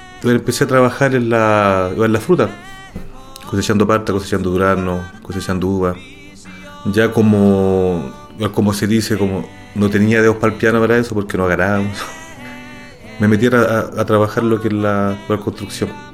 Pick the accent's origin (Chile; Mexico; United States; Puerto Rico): Chile; Santiago, Santiago Metropolitan Region; Soy nacido y criado en Santiago, en la comuna de Los Pejos